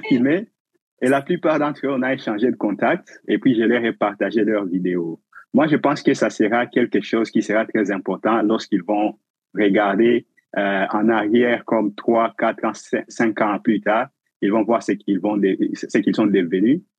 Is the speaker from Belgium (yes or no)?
no; DR Congo; moved away as an adult; also born or lived in Uganda; now in Winnipeg, Canada; Je suis originairement du Congo, la République démocratique du Congo, en Afrique